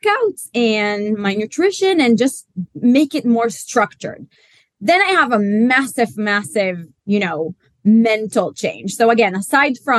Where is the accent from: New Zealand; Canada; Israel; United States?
Israel; now in London, United Kingdom; I am Israeli, but based in London